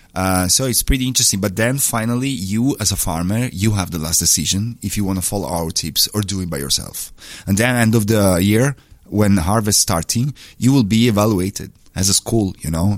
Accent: Trieste, Friuli-Venezia Giulia, Italy; I'm from Trieste

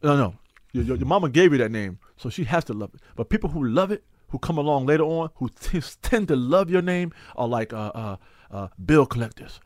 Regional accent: New York, United States; also born or lived in North Carolina; I was born in North Carolina. I came to New York at three, and I've been in New York since I was three years old

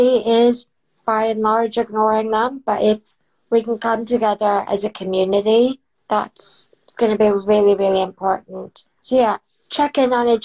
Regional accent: United States; now in United Kingdom; I grew up in America

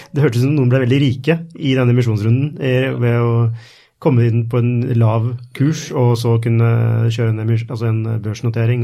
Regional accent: Norway; er jeg fra Norge

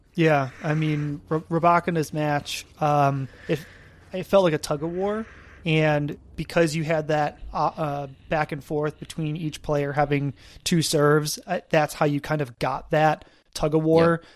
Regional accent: Buffalo, New York, United States; I'm from Buffalo, New York

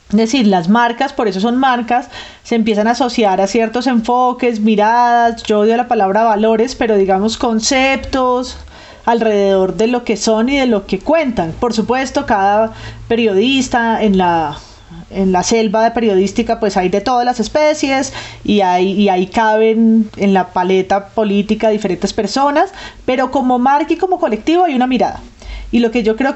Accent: Spain; soy española, que también soy otro peligro.

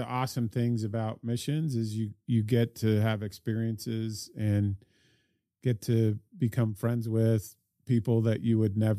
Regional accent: Sydney, New South Wales, Australia; also born or lived in Salt Lake City, United States; I was born in Salt Lake City, and then when I was five, I moved to Sydney, Australia.

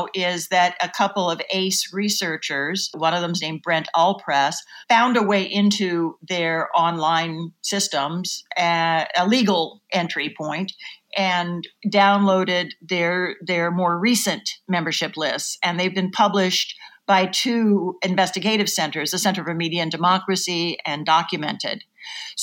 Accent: Oklahoma, United States; moved away as an adult; I grew up in Oklahoma and I came east to college

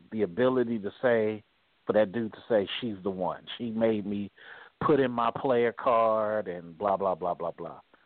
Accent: California, United States; I'm a Californian

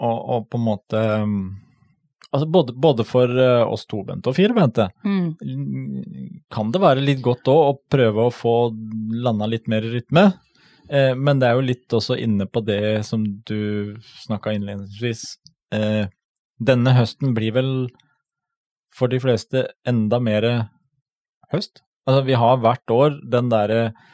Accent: Telemark, Norway; vi er fra Telemark.

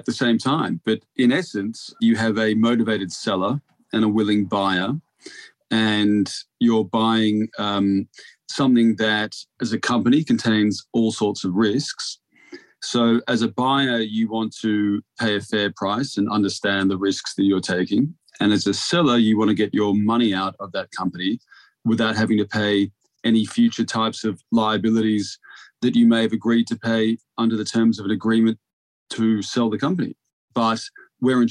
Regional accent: Australia; moved away as an adult; now in London, United Kingdom; my accent, although it's 10 years old now, being in the UK for that long, I'm Australian

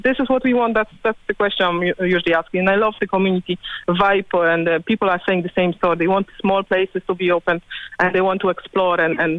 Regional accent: Poland; English is a second language; moved away as an adult; now in Ireland; I'm Polish originally.

